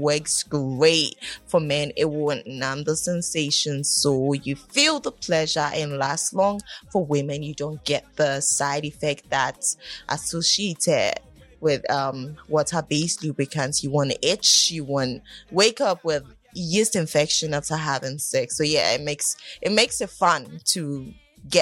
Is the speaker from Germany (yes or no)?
no; Ghana; We're from Ghana